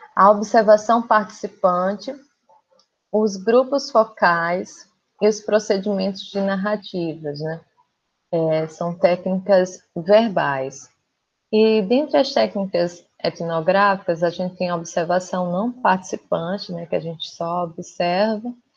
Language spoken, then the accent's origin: Portuguese; Pernambuco, Brazil; moved away as an adult; also born or lived in Rio Grande do Norte; now in Rio de Janeiro, Brazil; eu não sou daqui do Rio, eu sou pernambucana